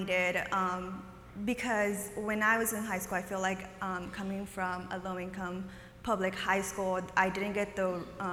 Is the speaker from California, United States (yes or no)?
yes; San Jose, California, United States; also born or lived in Oaxaca, Mexico; I'm from here, the Bay Area. I'm from San Jose. I grew up here.